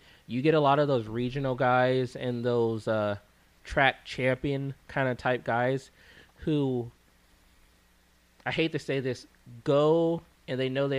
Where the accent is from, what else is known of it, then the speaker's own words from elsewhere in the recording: California, United States; He heard that I was from California